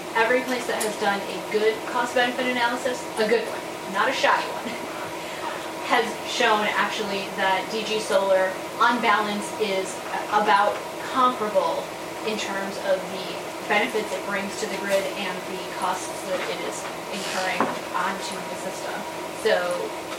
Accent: Wisconsin, United States; my home state of Wisconsin

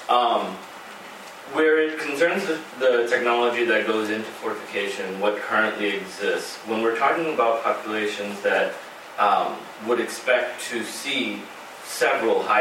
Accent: New York, United States; I'm a New Yorker, right?

